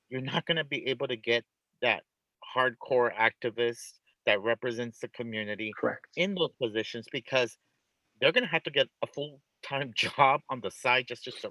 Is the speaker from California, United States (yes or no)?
yes; California, United States; And, I say this as a Californian